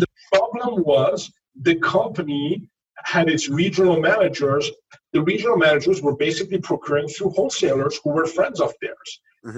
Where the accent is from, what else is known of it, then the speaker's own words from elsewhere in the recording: France; first language French; English is a second language; now in New York, United States; I grew up in France. Uh, my my uh, I learned to speak French way before I learned to speak English